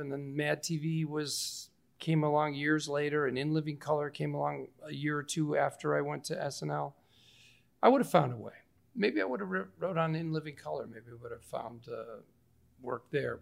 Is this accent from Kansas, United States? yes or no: no; Naperville, Illinois, United States; I grew up in Naperville